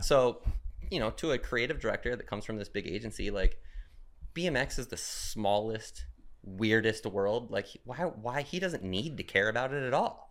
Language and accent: English; Phoenix, Arizona, United States; moved away as an adult; now in Portland, United States; I live in Portland now, but I'm from Phoenix.